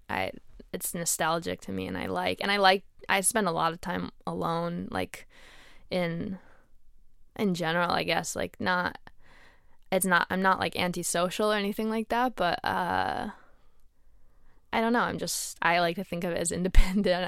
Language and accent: English; Connecticut, United States; moved away; also born or lived in Boston; where I grew up in Connecticut